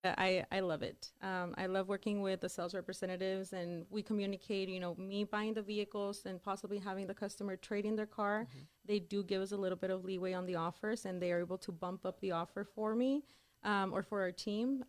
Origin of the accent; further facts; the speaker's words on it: El Paso, Texas, United States; also born or lived in Dallas; I am from El Paso, Texas